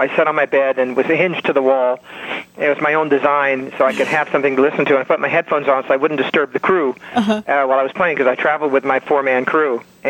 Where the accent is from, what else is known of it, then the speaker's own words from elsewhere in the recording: Sacramento, California, United States; moved away as an adult; also born or lived in Nevada; I was raised in Sacramento on a farm by my grandparents.